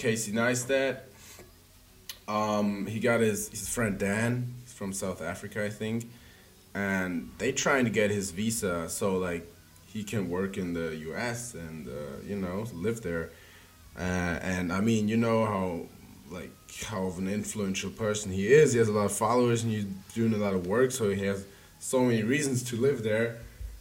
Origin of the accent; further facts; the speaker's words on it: Germany; now in Berlin, Germany; So yeah, born and raised in Germany. Went to Berlin a year ago.